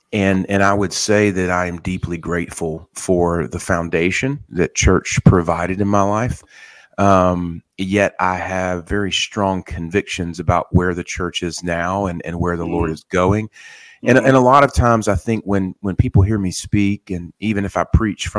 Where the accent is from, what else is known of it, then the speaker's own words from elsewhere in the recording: the South, United States; I've had a long relationship with the Word growing up in the South.